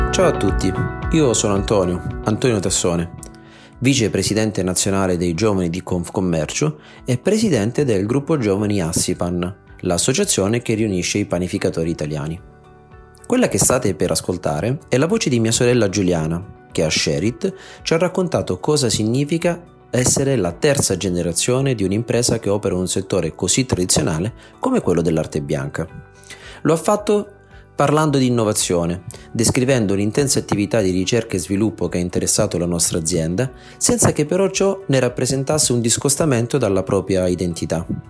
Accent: Catanzaro, Calabria, Italy; nella mia città natale, Catanzaro

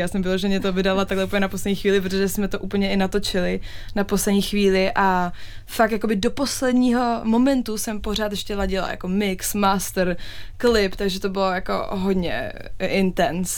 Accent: Czechia; also born or lived in England; now in United Kingdom; jsem Češka

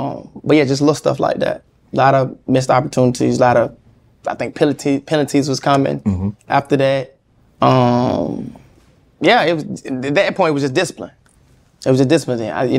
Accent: Atlanta, Georgia, United States; I'm from Atlanta, bro.

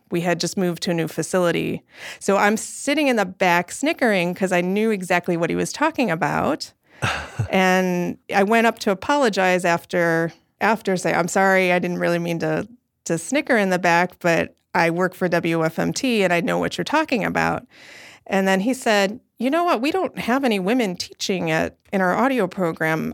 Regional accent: Chicago, Illinois, United States; I grew up in Chicago, where I'm born and raised. and still here.

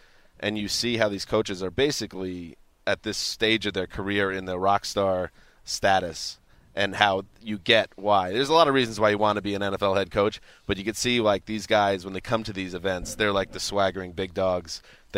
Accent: New York, United States; moved away as an adult; also born or lived in Boston; now in Los Angeles, United States; I grew up in New York. I went to school in Boston. I get cold, too. I've been in L.A. for almost 5 years

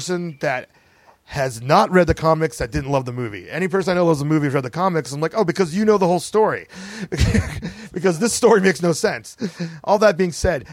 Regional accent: United States; people of color growing up in the United States of America

